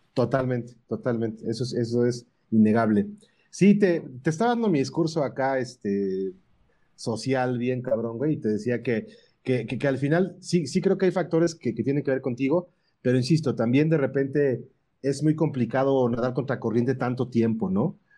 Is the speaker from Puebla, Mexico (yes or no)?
yes; Puebla, Mexico; yo soy de Puebla